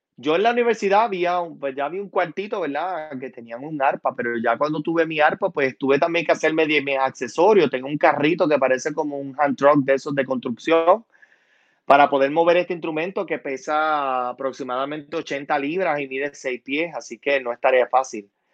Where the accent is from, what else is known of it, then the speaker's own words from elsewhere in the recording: San Sebastián, Puerto Rico; also born or lived in Utuado; soy puertorriqueño, soy original de San Sebastián